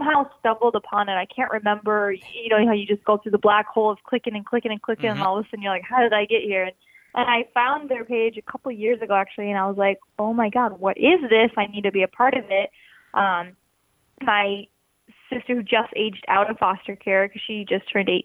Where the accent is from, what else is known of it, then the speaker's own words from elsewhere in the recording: Minnesota, United States; moved away as an adult; now in Portland, United States; I'm from Minnesota and I lived there my whole life until I moved to Portland.